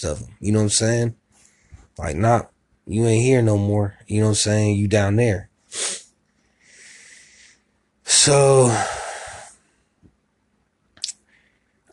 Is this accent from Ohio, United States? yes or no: yes; Columbus, Ohio, United States; also born or lived in Miami, Florida; I was raised in Columbus, Ohio